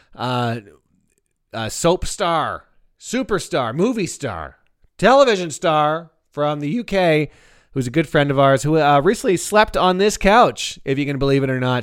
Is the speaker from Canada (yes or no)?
yes; Canada; now in United States; as a Canadian